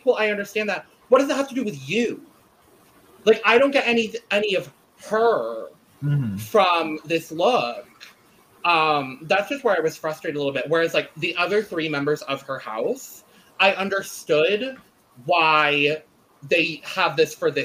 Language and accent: English; Arizona, United States; As someone born and raised in Arizona